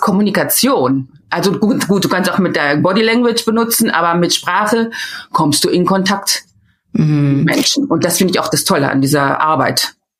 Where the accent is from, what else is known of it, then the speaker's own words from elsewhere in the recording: Meschede, North Rhine-Westphalia, Germany; first language German; moved away as an adult; also born or lived in Würzburg / Cologne / Rotterdam; now in Netherlands; ich bin im Sauerland in Meschede aufgewachsen.